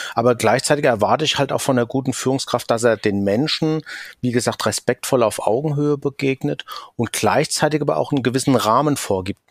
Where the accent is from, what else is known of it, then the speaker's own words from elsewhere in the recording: Rhine-Main area, Hesse, Germany; accent: Hessian; komme aus dem Rhein-Main-Gebiet, hört man vielleicht auch an meinem hessischen Akzent